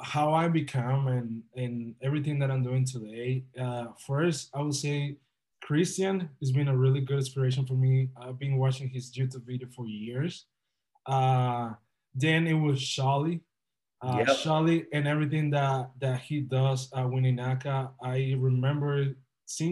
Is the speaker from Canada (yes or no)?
no; Dominican Republic; moved away as an adult; also born or lived in Boca Raton, Florida; now in Miami, United States; I'm originally from the Dominican Republic.